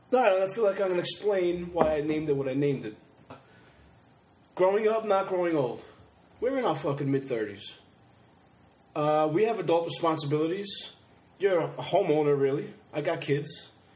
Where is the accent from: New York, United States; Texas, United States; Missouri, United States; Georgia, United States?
New York, United States; Long Island, where we're from.